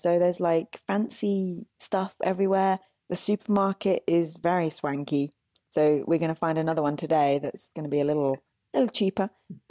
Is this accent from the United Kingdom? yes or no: yes; England, United Kingdom